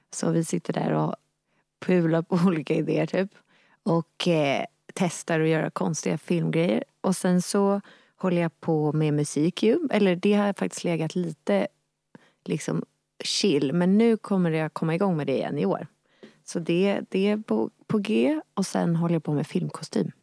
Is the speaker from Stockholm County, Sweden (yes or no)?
yes; Nacka, Stockholm County, Sweden; där jag växte upp i Nacka i Lillinge